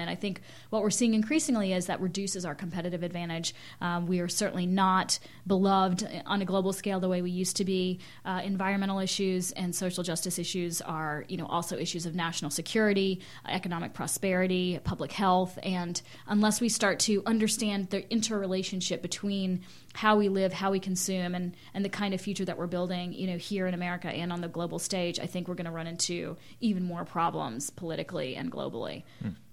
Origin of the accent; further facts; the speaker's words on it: Winston-Salem, North Carolina, United States; moved away as an adult; also born or lived in Germany / India; now in Lawrence, United States; growing up in North Carolina, in Winston Salem